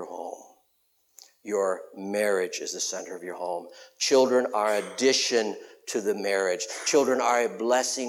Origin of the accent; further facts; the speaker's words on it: West Chicago, Illinois, United States; I'm from West Chicago